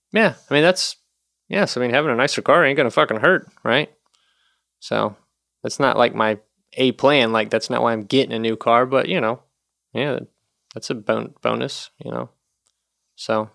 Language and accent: English; North Carolina, United States; moved away as an adult; also born or lived in Nashville, Tennessee; now in Chicago, United States; I'm from the South, you know, in North Carolina and then lived in Nashville